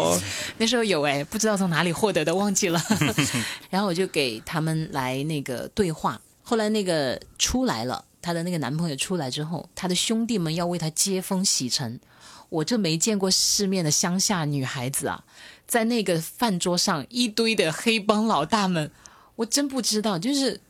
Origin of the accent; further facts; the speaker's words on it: Hunan, China; 因为我是湖南女人